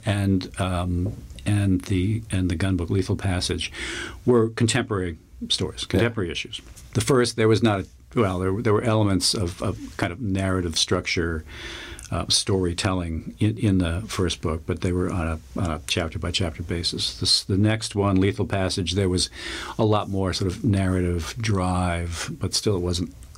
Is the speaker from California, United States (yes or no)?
no; Long Island, New York, United States; I grew up on Long Island.